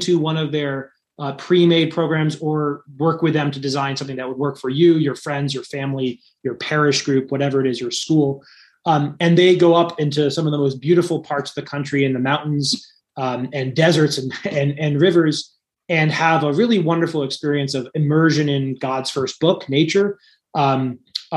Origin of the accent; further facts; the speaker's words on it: United States; I'm American